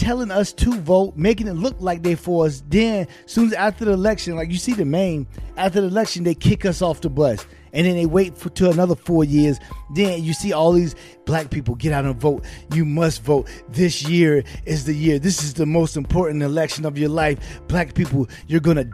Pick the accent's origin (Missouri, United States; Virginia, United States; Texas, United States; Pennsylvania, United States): Virginia, United States; I'm from Virginia